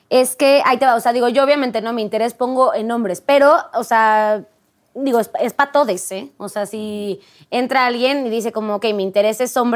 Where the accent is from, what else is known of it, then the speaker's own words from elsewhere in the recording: Mexico; moved away; yo en Europa pues no, no tengo familia, no es como que tenga ahí amigos y conoces también la cultura. O sea, como mexicana es como, ah, qué chido, son mucho más directos.